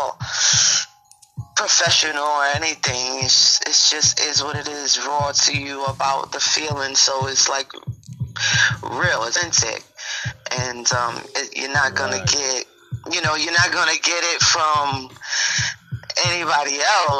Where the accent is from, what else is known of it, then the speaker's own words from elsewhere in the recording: New York City, New York, United States; I was born at Brookdale Hospital